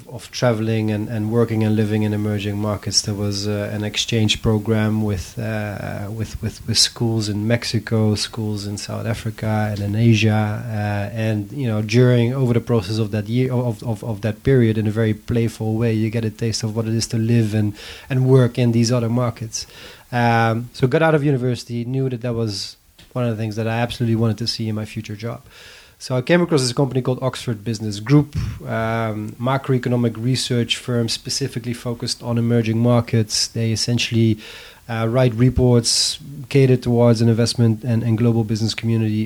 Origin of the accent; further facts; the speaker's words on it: Netherlands; moved away as an adult; also born or lived in Algeria; Born and raised in the Netherlands